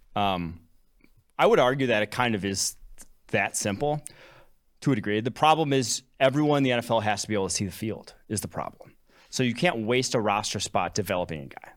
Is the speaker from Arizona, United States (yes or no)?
no; Champaign, Illinois, United States; also born or lived in Milwaukee, Wisconsin; I was born in Milwaukee, Wisconsin. I grew up Packers, Badgers, Bucks, Brewers, fan, all Wisconsin sports. Um, grew up, lived there till I was six. Moved to a city just outside of Champaign, Illinois